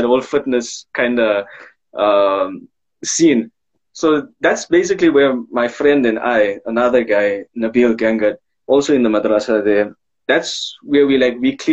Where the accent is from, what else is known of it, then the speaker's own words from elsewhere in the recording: Pretoria, Gauteng, South Africa; I am from Pretoria West